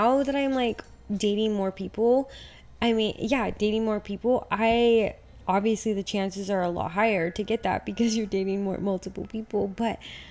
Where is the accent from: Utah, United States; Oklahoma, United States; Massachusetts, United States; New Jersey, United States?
Utah, United States; also born or lived in Portugal; now in Dallas, United States; growing up in Utah